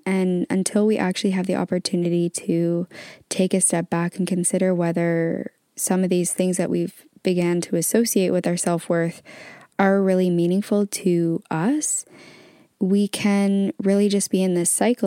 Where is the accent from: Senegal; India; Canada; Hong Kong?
Canada; now in England; I am currently actually located in England, but I'm originally from Canada.